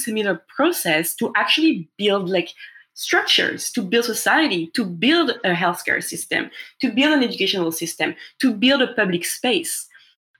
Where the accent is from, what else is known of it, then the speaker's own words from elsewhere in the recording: Paris, Île-de-France, France; English is a second language; moved away; as you can hear by my accent, and as you know, Phil, I'm from France originally. I was born and raised in Paris